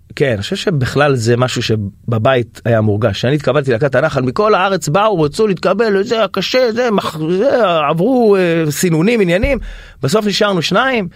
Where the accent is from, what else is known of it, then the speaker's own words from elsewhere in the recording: Haifa, Haifa District, Israel; אני מחיפה